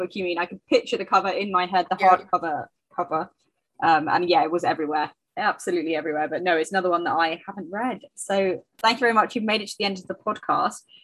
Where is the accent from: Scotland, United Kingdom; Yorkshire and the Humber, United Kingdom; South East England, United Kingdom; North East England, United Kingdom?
South East England, United Kingdom; Canterbury; moved away; Many years ago, I was from Canterbury originally.